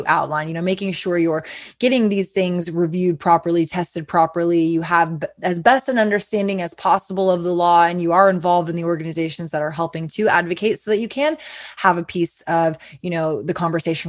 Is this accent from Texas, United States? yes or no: yes; Texas, United States; as a Texan